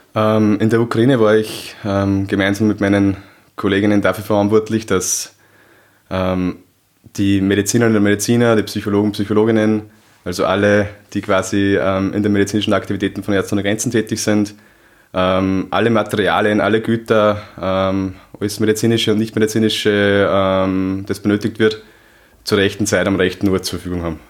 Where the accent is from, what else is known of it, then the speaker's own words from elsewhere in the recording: Upper Austria, Austria; Ich komme aus Oberösterreich